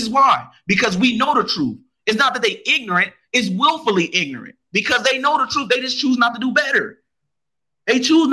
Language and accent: English; United States; I'm more of American than I am a African, because I don't know Africa. And Africa don't know me